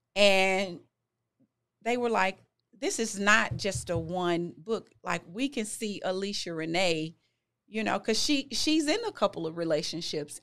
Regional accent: Memphis, Tennessee, United States; I'm originally from Memphis. I graduated from Whitehaven High

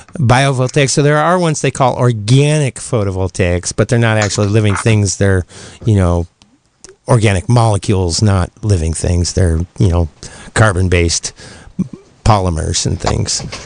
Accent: Ohio, United States; moved away; my hometown in Ohio

